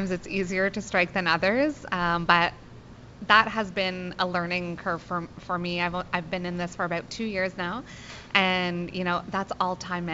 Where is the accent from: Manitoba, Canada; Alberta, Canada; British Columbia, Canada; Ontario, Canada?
Ontario, Canada; London; I'm from London, Ontario.